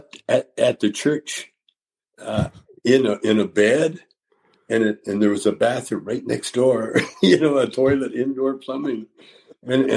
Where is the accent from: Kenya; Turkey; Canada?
Canada; Calgary, Alberta; growing up in Calgary